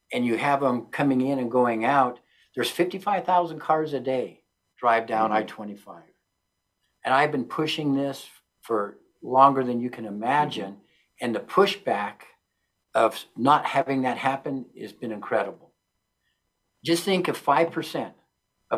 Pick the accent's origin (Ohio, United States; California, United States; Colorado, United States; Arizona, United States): Colorado, United States; Pueblo; I'm a Puebloan